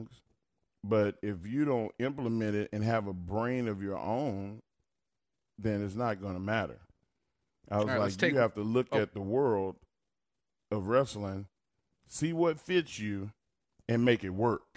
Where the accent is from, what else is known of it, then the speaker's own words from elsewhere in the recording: Silsbee, Texas, United States; Terry Todd, he came to my hometown